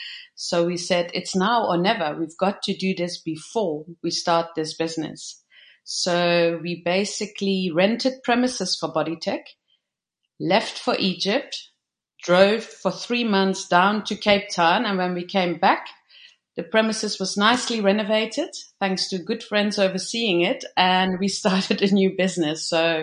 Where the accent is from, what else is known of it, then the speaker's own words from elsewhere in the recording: Netherlands; moved away as an adult; now in South Africa; I arrived in South Africa in 1997. So I'm born and bred in the Netherlands.